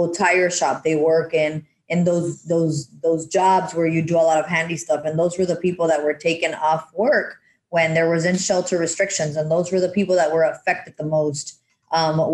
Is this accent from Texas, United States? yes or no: yes; South Texas, United States; I was born and raised in South Texas